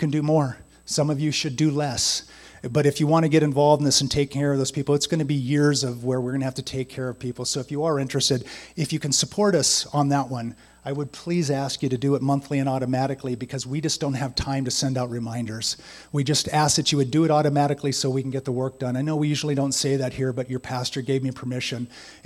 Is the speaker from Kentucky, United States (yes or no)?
no; San Diego, California, United States; I grew up in San Diego